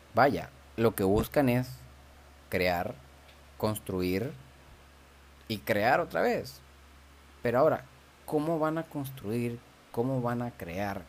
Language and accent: Spanish; Venezuela; moved away; yo como venezolano